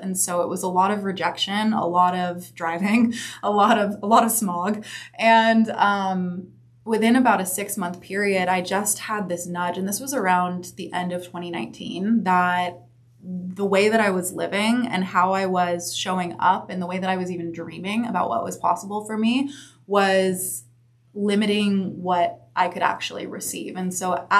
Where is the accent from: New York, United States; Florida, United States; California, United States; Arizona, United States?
California, United States; Santa Monica; also born or lived in San Diego; So I was born and raised in Santa Monica, right actually down the street at Johns Hopkins.